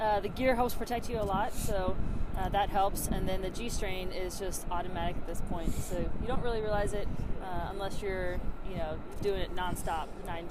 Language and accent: English; Southeast, United States; Military brat, so everywhere. Mostly the Southeast, and then I went to University of Alabama.